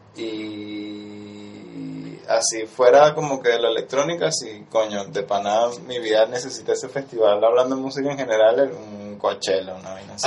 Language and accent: Spanish; Venezuela